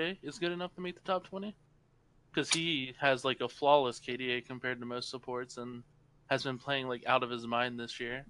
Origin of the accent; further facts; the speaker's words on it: United States; moved away as an adult; now in Seoul, South Korea; I was born in the United States, but I'm actually in Seoul, Korea right now.